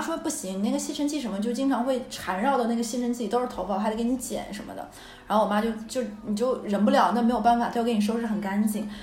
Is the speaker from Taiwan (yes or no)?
no; Northeast China, China; now in Shanghai, China; 因为我们是东北嘛， 东北那边水土好